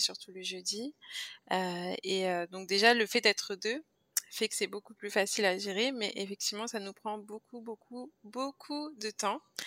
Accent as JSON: {"language": "French", "country": "France", "also_born_or_lived": "Guadeloupe (parents' origin)", "moved": "as an adult", "lives_now": "Montreal, Canada", "said": "je viens de la France, ça, ça doit s'entendre."}